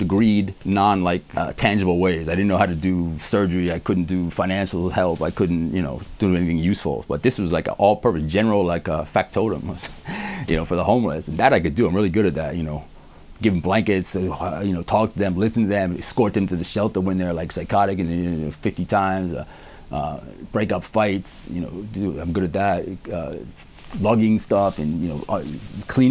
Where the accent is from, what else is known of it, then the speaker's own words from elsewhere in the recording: New York City, New York, United States; I lived in Howard Beach, Queens